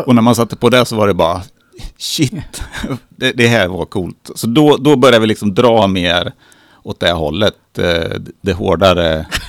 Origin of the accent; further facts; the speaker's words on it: Katrineholm, Södermanland, Sweden; jag är uppvuxen i Katrineholm